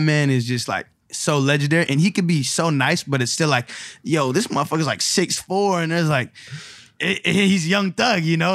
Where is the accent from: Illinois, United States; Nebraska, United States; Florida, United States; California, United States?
California, United States; San Francisco; growing up in San Francisco, you know, there's a lot of Chinese culture and heritage there